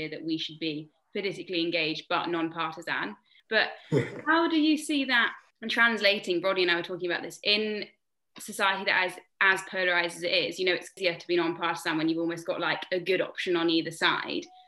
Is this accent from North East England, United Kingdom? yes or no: no; Tewkesbury, South West England, United Kingdom; moved away as an adult; now in London, United Kingdom; I am from Gloucestershire, specifically from the wonderful town of Tewkesbury